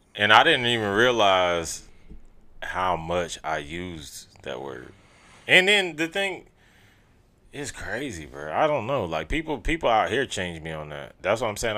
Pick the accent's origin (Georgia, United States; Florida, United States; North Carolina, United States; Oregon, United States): Georgia, United States; Augusta; moved away; niggas we grew up with in Augusta